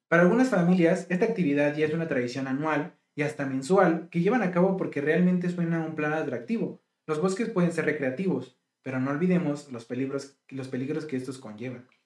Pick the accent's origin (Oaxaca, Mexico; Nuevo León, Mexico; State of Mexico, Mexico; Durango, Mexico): Durango, Mexico; now in New York, United States; Nosotros que somos de Durango.